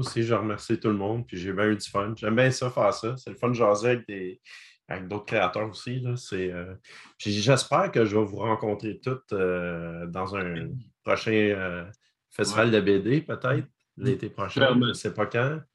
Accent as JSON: {"language": "French", "town": "Gatineau", "region": "Quebec", "country": "Canada", "said": "vous êtes de mon patelin"}